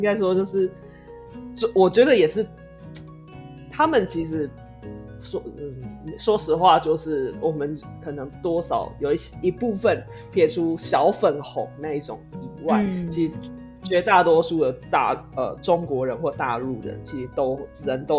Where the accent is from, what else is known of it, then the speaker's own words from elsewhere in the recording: Taiwan; 这块这个国家的某一个地区的人，所以我才叫我自己叫台湾人。